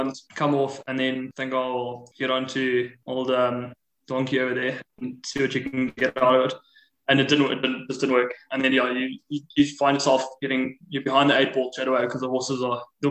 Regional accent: South Africa; as a South African

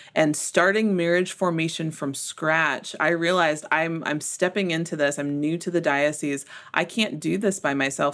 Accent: Memphis, Tennessee, United States; moved away as an adult; also born or lived in Costa Rica / Mexico / Dodge City, Kansas; now in Tyler, Texas, United States; growing up in Memphis

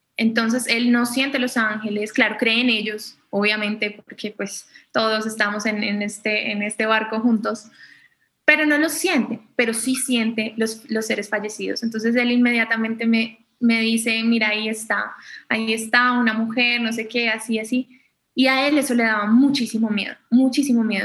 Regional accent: Colombia; soy colombiana

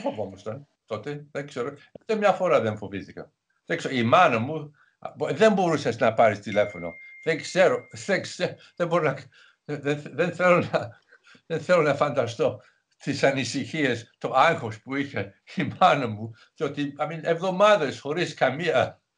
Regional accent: England, United Kingdom; Greek is a second language; moved away; Μεγάλωσα στην επαρχία στην Αγγλία

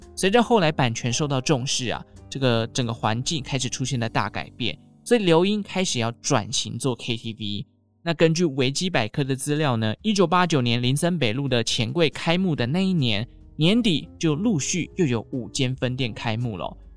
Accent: Taichung, Taiwan; 像我们中部台中人呢，就会说银柜或者是美乐蒂啦

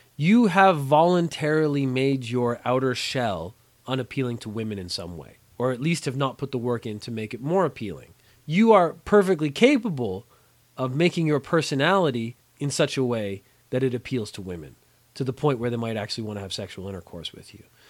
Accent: Canada; moved away as an adult; now in Japan

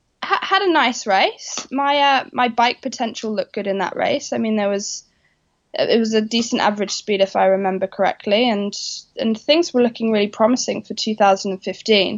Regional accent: Norfolk, East of England, United Kingdom; also born or lived in London; We're from Norfolk in the UK

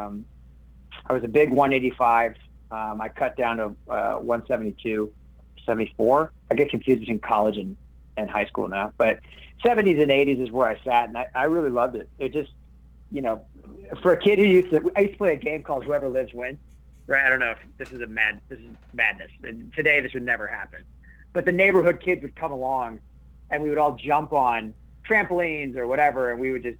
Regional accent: Minneapolis, Minnesota, United States; also born or lived in New Mexico / San Francisco / Thailand; I'm born in Minnesota. I'm from Minneapolis, Minnesota. But I lived all over. I lived in New Mexico. I lived in San Francisco. I lived in Thailand on and off for a few years.

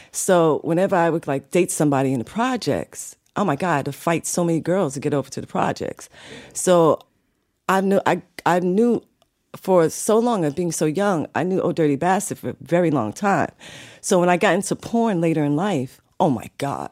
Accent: New York City, New York, United States; also born or lived in Bronx, New York; I was born in the Bronx, but I was raised in Harlem in Brooklyn.

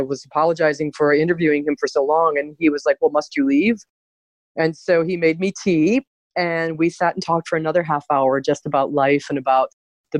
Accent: Cleveland, Ohio, United States; moved away as an adult; also born or lived in United Kingdom; now in Canada; I grew up in Cleveland.

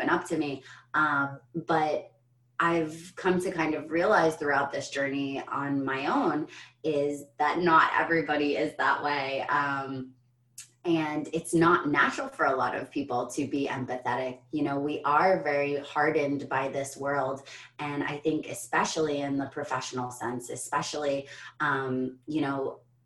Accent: United States; as an American

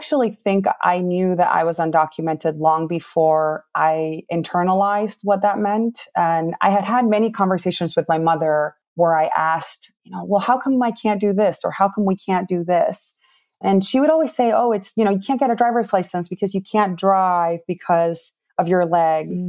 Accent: New Milford, Connecticut, United States; English is a second language; also born or lived in Peru; my family decided to move here when I was 10 years old. And I grew up in Connecticut, in New Milford, Connecticut

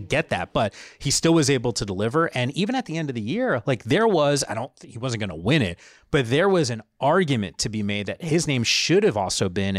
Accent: New Jersey, United States; And I grew up, I went to school in New York. I used to work in Midtown. I grew up in Northern New Jersey.

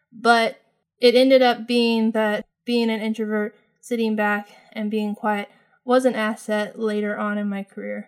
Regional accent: California, United States; moved away as an adult; also born or lived in New Mexico; I moved from California in my hometown, which I had never lived outside of, and moved to New Mexico

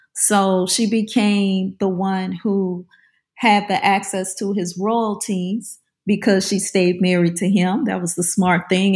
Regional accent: New Orleans, Louisiana, United States; I grew up in the New Orleans area

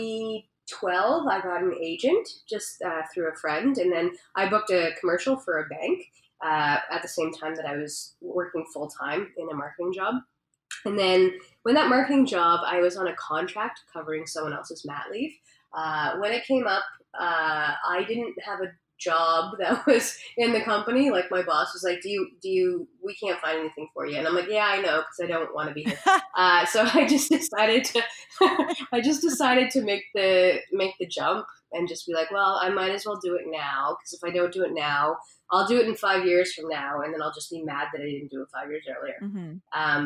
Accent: Canada

